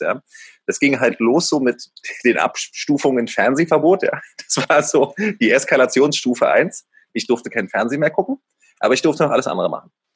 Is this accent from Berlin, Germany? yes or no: yes; Berlin, Germany; Also ich bin ja in äh, Ostberlin aufgewachsen, aber direkt äh, in Mitte an der Grenze zu Westberlin